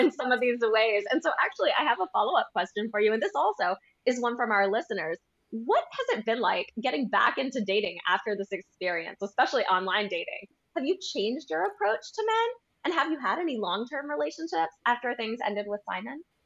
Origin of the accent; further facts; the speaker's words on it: United States; being American